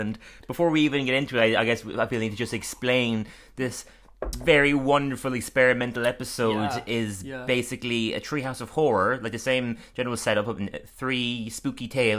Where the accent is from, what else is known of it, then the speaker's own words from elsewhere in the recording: Ireland; we're from Ireland